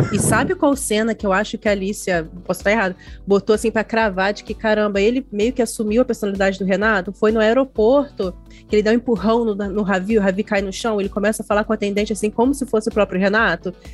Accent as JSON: {"language": "Portuguese", "region": "Rio de Janeiro", "country": "Brazil", "accent": "carioca", "said": "a gente tinha que treinar não ter o sotaque, no meu caso, de carioca"}